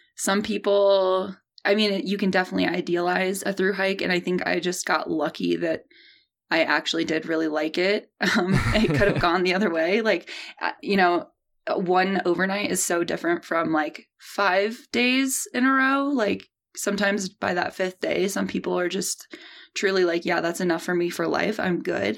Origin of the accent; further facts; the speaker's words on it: St. Louis, Missouri, United States; I grew up in the Midwest, uh, born and raised in Saint Louis, Missouri.